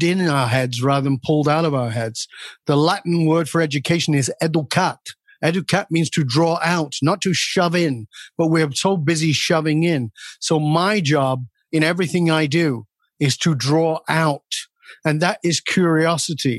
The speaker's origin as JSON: {"language": "English", "region": "the north of England", "country": "United Kingdom", "tie": "born or raised there", "moved": "yes", "said": "I was born in Northern England in a ghetto surrounded by violence and crime and addiction."}